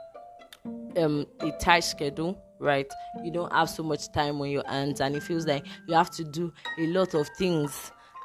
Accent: Nigeria; I'm a Nigerian and I'm recording from Nigeria

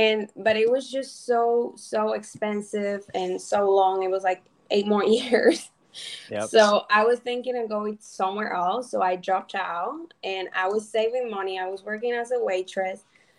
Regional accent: Cuba; now in United States; like 6 years ago, you know, I came from Cuba, following the American dream.

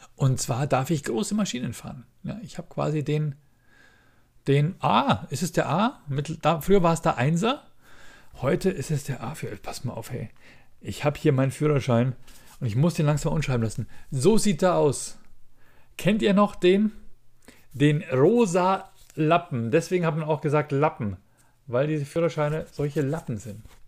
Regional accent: Ingolstadt, Bavaria, Germany; bei uns in Ingolstadt

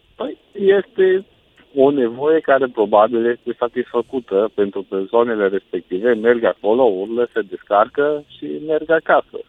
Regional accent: Romania; Noi ca și români, noi ca și români

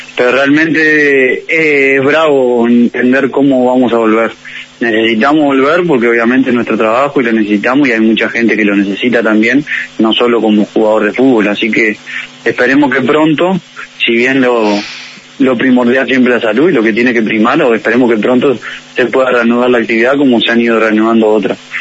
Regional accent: Maldonado, Uruguay; also born or lived in Mexico; now in Montevideo, Uruguay; yo soy de Maldonado

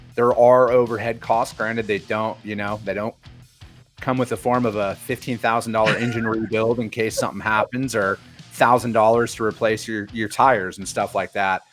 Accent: Wisconsin, United States; now in Phoenix, United States; I'm a Wisconsin boy, born and raised, you know, from a small farming community out there.

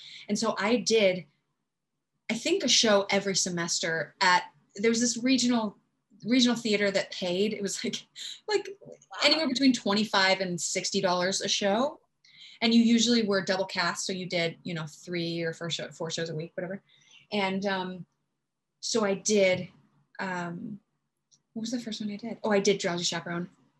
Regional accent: Southern Utah, United States; So yeah, in terms of growing up in Utah

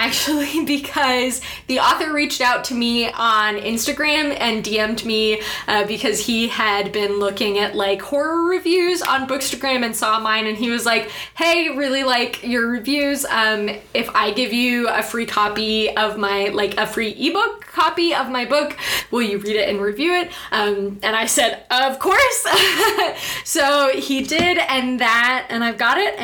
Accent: New Mexico, United States; I grew up in New Mexico

